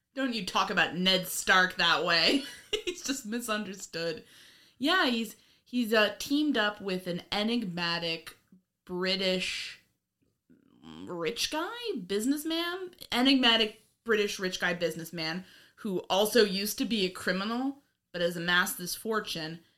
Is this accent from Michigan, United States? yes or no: no; New York, United States; I'm from New York